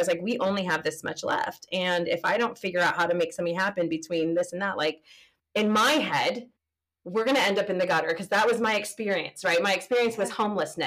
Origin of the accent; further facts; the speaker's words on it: California, United States; moved away; I'm from California